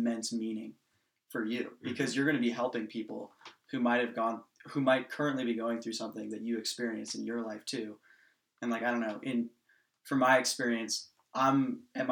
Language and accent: English; Los Gatos, California, United States; growing up in Los Gatos